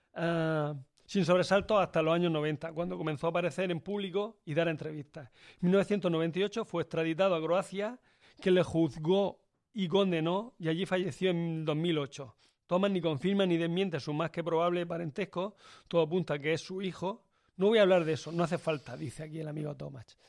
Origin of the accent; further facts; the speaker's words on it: Turre, Andalusia, Spain; En mi pueblo, en Turre